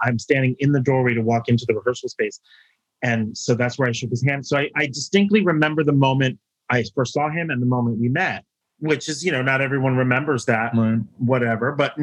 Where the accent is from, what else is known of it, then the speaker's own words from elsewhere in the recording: Washington, District of Columbia, United States; still in my city, in my hometown.